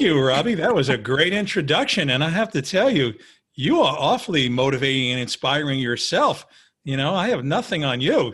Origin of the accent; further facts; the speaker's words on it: New York City, New York, United States; I was a kid from Queens who literally didn't have a penny in his pocket.